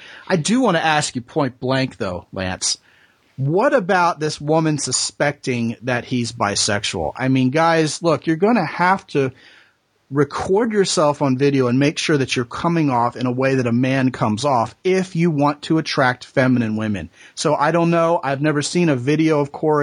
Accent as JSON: {"language": "English", "region": "Texas", "country": "United States", "said": "I'm a Texan"}